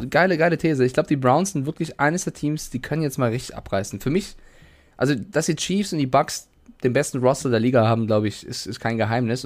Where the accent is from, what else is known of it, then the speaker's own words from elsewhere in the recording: Frankfurt, Hesse, Germany; moved away; also born or lived in Cologne; in meiner Jugend in Frankfurt